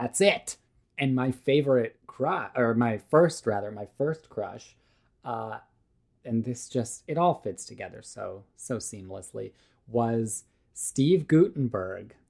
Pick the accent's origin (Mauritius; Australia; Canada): Canada; also born or lived in Serbia; I was born in Serbia. We, like, moved to Canada when I was, like, five years old.